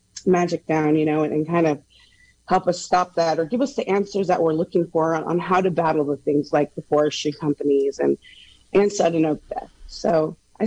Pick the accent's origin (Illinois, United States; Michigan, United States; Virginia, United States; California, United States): California, United States; Point Arena; I'm from Kashaya in Point Arena